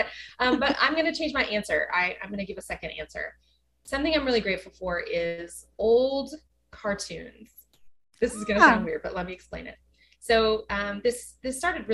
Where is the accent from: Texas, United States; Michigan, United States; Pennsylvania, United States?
Texas, United States; West; now in Dallas, United States; I grew up in West Texas where there aren't any trees